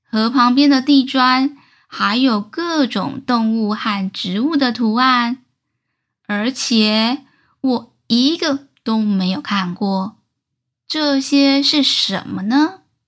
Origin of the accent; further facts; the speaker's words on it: Taichung, Taiwan; 小时候住在台中，科学博物馆是阿姨校外教学的回忆。